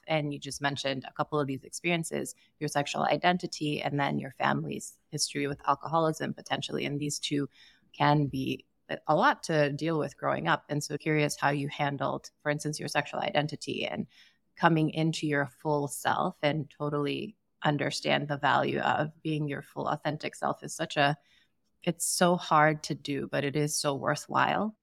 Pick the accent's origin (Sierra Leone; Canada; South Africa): Sierra Leone; I grew up in Sierra Leone and didn't drink until I turned, I think, twenty-one